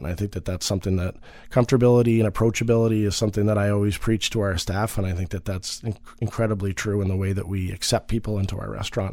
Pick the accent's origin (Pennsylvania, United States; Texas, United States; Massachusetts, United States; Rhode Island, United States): Massachusetts, United States; Marblehead; I'm from Marblehead, Massachusetts originally